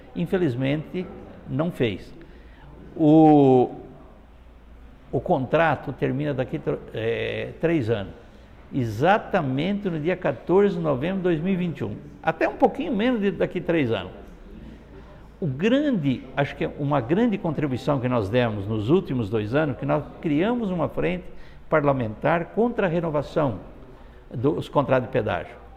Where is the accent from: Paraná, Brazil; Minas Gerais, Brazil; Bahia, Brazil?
Paraná, Brazil; Londrina; moro minha vida toda aqui em Londrina